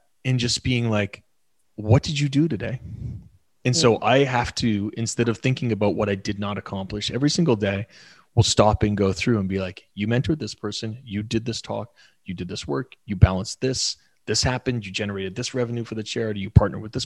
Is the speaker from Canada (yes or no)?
yes; Canada; we're Canadian